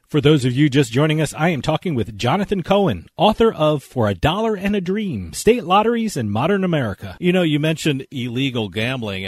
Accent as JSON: {"language": "English", "region": "New Jersey", "country": "United States", "tie": "born or raised there", "said": "growing up in New Jersey, New York area"}